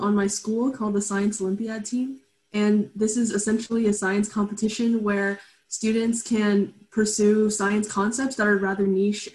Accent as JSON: {"language": "English", "town": "Katy", "region": "Texas", "country": "United States", "tie": "born or raised there", "also_born_or_lived": "Lexington, Kentucky / China", "said": "I live in Katy, Texas, which is in the suburbs of Houston, and I have been living here for my entire life. I was born in Lexington, Kentucky, and I also spent a brief amount of time in my childhood in China"}